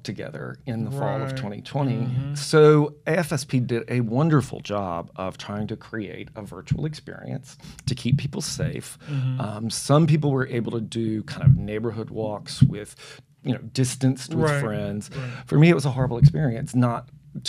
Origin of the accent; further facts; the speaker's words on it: Memphis, Tennessee, United States; moved away as an adult; also born or lived in Las Vegas / San Francisco; now in Jackson, United States; I am a native of Tennessee